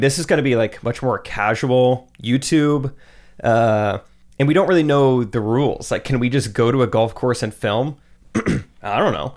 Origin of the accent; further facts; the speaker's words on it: Strafford, Missouri, United States; also born or lived in Springfield, Missouri; I grew up in Stratford.